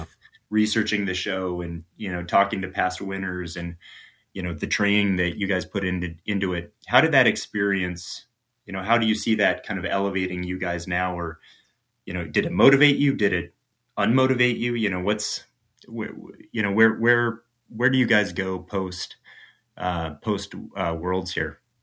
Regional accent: Midwest, United States; moved away; I'm originally from the Midwest

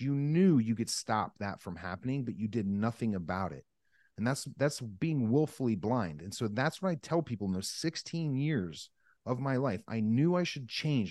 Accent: Northeast Pennsylvania, United States; I grew up in Northeast Pennsylvania

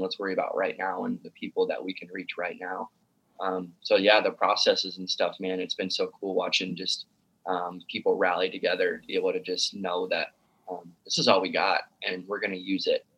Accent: Sioux City, Iowa, United States; now in Omaha, United States; I live in Omaha, Nebraska. I li- I was born and raised in Sioux City, Iowa

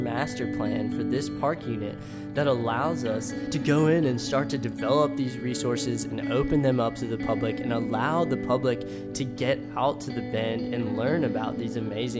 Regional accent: Tennessee, United States; I was born and raised in Tennessee

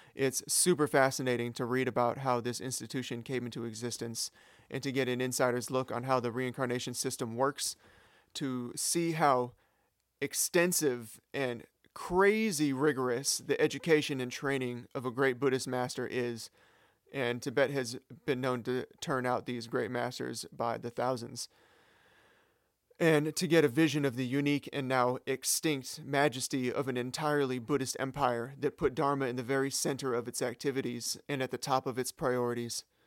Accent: Sacramento, California, United States; my hometown of Sacramento

